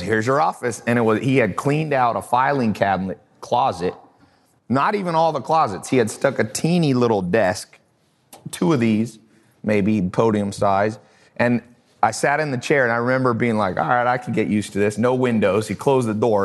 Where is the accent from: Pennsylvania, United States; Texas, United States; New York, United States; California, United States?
California, United States; Long Beach; moved away; also born or lived in the South (US); I was born in Los An-, Long Beach, California. So I wasn't used to these sayings.